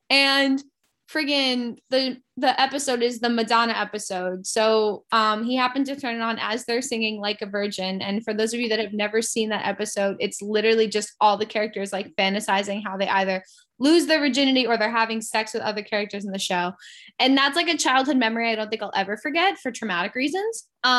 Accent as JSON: {"language": "English", "region": "New England", "country": "United States", "tie": "born or raised there", "said": "I grew up in New England"}